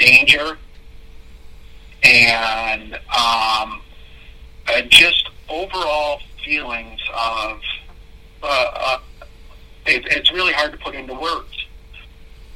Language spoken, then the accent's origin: English; Michigan, United States; also born or lived in Connecticut; We moved from Connecticut to Michigan, and then Ada, Belding, Greenville. But in Ada or in Belding, we lived in three homes